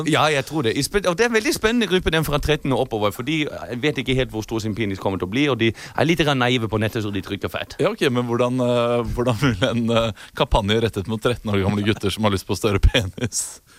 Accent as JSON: {"language": "Norwegian", "town": "Munich", "region": "Bavaria", "country": "Germany", "said": "akkurat som Hans Hjertere kommer jeg fra Tyskland. fra, fra, München. Det er ingen havneby"}